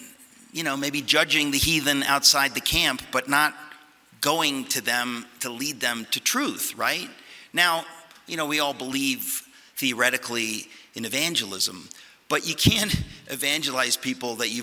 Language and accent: English; United States; also born or lived in Connecticut; I grew up in New York and Connecticut